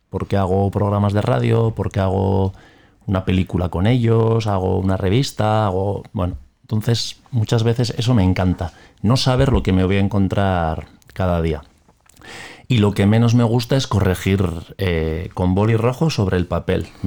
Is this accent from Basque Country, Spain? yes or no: yes; Tolosa, Basque Country, Spain; Yo vengo de Tolosa, que está en Guipúzcoa, un poquito lejos de aquí.